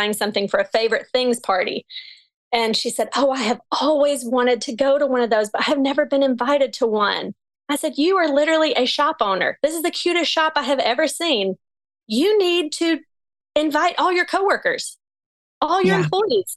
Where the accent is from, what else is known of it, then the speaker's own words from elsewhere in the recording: Texas, United States; moved away as an adult; also born or lived in New York City; I'm pregnant and I'm from Texas